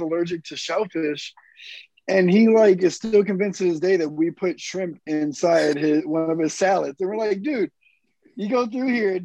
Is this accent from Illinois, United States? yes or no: yes; Chicago, Illinois, United States; I grew up in Chicago